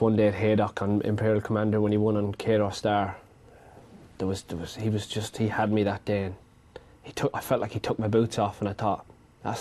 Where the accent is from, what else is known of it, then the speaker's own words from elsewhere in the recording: Ireland; Growing up in Ireland, had a great upbringing by my parents